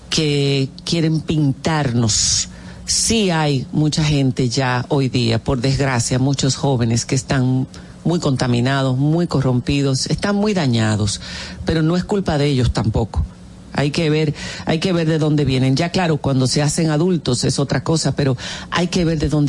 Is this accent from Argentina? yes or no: no; Dominican Republic; moved away; also born or lived in Spain; somos dominicanos